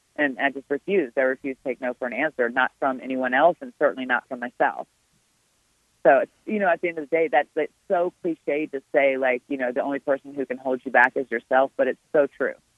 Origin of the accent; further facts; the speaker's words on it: Richmond, Virginia, United States; it's here in my hometown. It's a, it's in my backyard